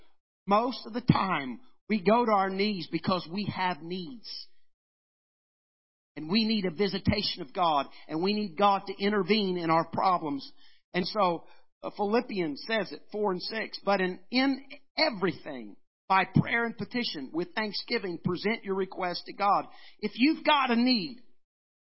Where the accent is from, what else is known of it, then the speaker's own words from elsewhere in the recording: United States; I'm an American